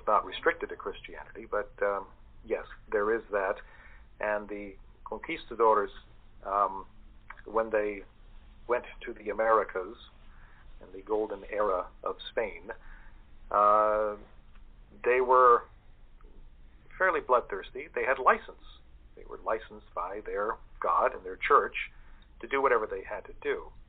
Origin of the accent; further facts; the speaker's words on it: St. Augustine, Florida, United States; Contrary to St. Augustine in 1565, when that was founded, my hometown, the colonists were very few